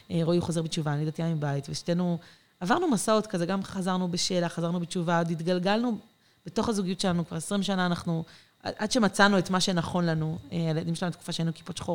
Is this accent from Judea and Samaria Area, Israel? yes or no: yes; Ma'ale Adumim, Judea and Samaria Area, Israel; also born or lived in Mitzpe Ramon / Jerusalem / Safed; במקור אני ממעלה אדומים, אה, mm. ליד ירושלים. אנחנו שנים מסתובבים, גרנו במלא מקומות.